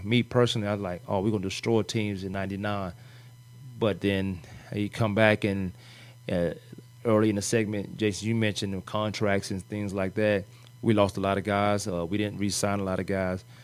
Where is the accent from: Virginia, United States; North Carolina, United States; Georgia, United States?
Virginia, United States; I grew up in Virginia as a Dallas Cowboys fan.